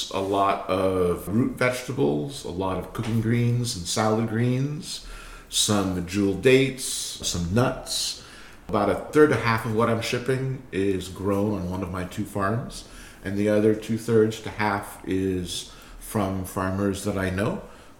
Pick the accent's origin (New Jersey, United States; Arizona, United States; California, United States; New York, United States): California, United States; Berkeley; I grew up in Berkeley. Obviously, we didn't have a farm there.